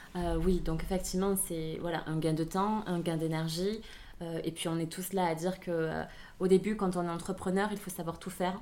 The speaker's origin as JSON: {"language": "French", "area": "Aveyron", "region": "Occitania", "country": "France", "tie": "born or raised there", "also_born_or_lived": "Vietnam", "accent": "southern French", "said": "J'ai vécu euh, donc toute mon enfance et mon adolescence en Aveyron"}